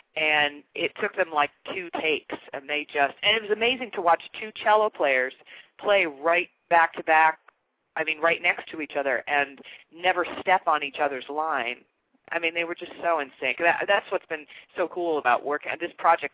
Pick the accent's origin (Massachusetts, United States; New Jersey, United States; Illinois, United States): Illinois, United States; Chicago; also born or lived in Kansas; I grew up in Chicago, but there's a real Midwestern flavor to my roots and my upbringing